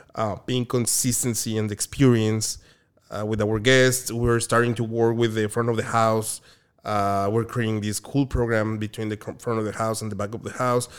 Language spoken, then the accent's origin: English; Mexico City, Mexico; moved away as an adult; also born or lived in Oaxaca; now in Orange County, United States; I'm from Mexico City.